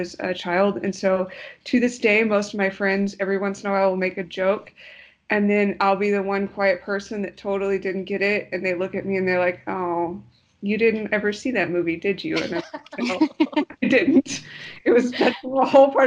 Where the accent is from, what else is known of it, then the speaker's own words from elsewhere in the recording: Dallas, Texas, United States; I'm from Texas. I grew up in Dallas, spent a lot of time also down in South Texas.